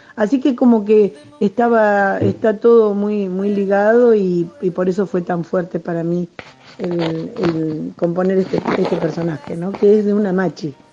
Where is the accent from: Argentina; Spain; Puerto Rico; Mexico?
Argentina; Patagonia; desde mi lugar, desde mi tierra. Les doy un abrazo patagónico